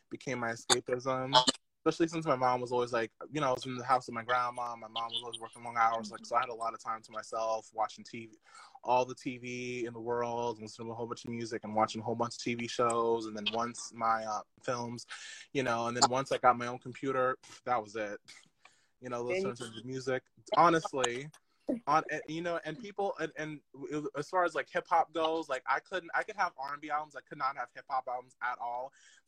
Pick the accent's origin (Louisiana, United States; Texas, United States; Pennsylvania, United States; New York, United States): New York, United States; Long Island; also born or lived in Queens, New York; So I'm from Long Island, New York.